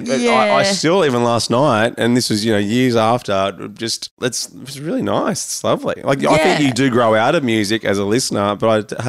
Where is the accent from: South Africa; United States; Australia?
Australia; As nomadic as I am, I'm Australian.